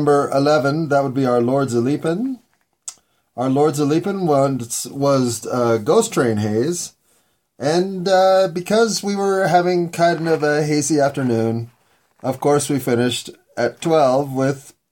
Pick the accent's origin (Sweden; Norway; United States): United States; Denver, Colorado; I was born in Denver